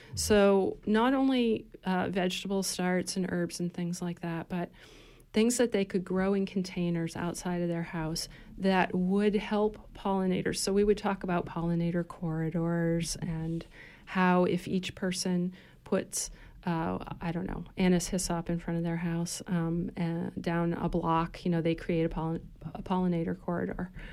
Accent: Maine, United States; moved away as an adult; also born or lived in Philadelphia, Pennsylvania; I was born and raised in Maine

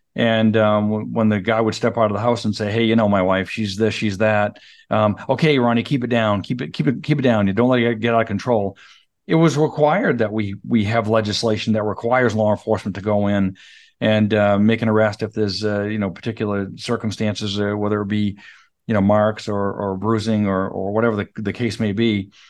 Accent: Fairfield, Maine, United States; also born or lived in Clinton; I grew up in Fairfield, Clinton, that area

